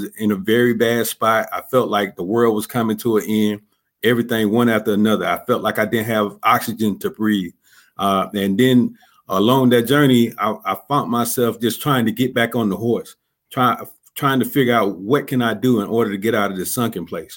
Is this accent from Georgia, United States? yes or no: yes; Columbus, Georgia, United States; now in Clarksville, United States; I'm originally from Columbus, Georgia. I grew up in a low income, single parent home, gang and drug infested neighborhood